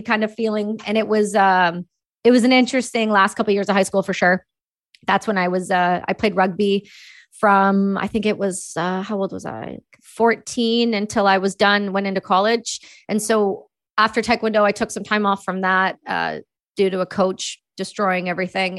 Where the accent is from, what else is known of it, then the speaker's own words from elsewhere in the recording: Cobourg, Ontario, Canada; also born or lived in Belleville, Ontario / Campbellford, Ontario; I was born in Belleville, Ontario, and, uh, I grew up in Coburg, and then we moved to Campbellford where I was before I went to college.